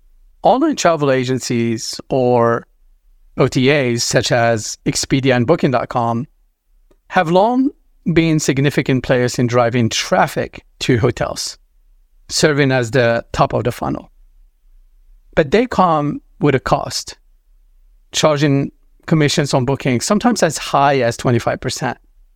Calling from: Los Angeles, California, United States; I'm calling from Los Angeles today.

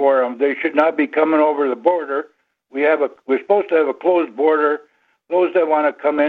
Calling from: Buell, Minnesota, United States; Buell, Minnesota.

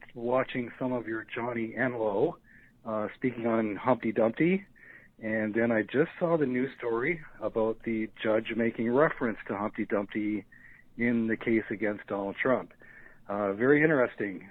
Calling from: British Columbia, Canada; I'm calling from British Columbia, Canada

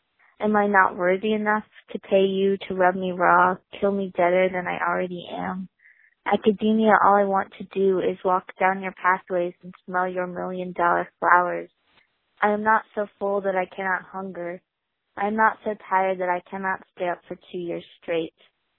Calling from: Bellingham, Washington, United States; I'm calling from Bellingham, Washington

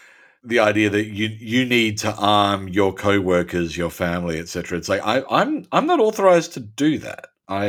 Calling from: Adelaide, South Australia, Australia; Look, I'm speaking from Adelaide, which is plague-free.

